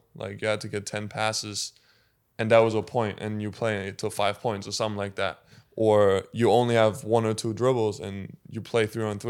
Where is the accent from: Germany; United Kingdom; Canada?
Germany; English is a second language; one of the main things that I remember was, like, the coach was saying, like, if you guys are lucky, one guy is going to play professionally in Germany.